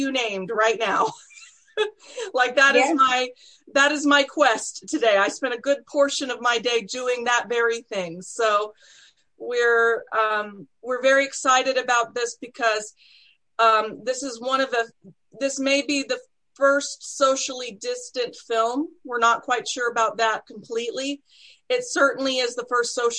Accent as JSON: {"language": "English", "region": "Texas", "country": "United States", "tie": "born or raised there", "moved": "yes", "said": "I'm originally from Texas. I'm a Texas snow baby"}